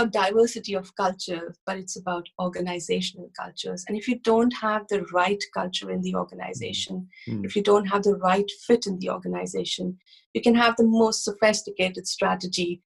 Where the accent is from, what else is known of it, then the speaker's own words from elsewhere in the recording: India; moved away as an adult; also born or lived in United States; I started my career in India. I grew up in India